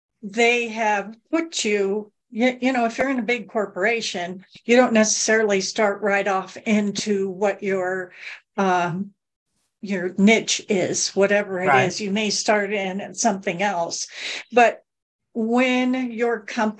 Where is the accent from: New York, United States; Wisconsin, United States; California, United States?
California, United States; Southern; I grew up in Southern California